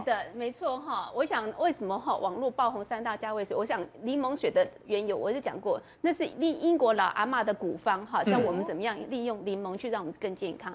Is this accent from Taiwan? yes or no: yes; Taiwan